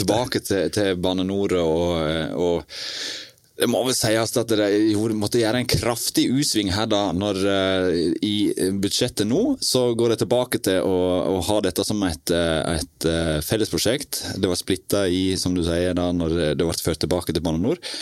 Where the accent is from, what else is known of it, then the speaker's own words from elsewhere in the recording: Western Norway, Norway; vi er jo vestlendinger begge